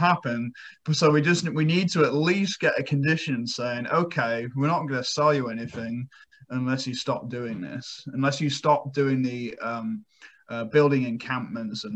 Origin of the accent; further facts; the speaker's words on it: England, United Kingdom; moved away; my home country, England